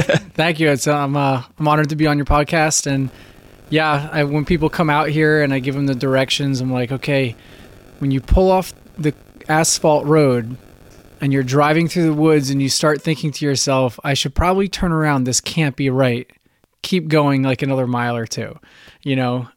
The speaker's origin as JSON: {"language": "English", "region": "central New Jersey", "country": "United States", "tie": "born or raised there", "also_born_or_lived": "Virginia Beach", "moved": "as an adult", "lives_now": "Florida, United States", "said": "I was born in New Jersey. I grew up in a beach town in central New Jersey"}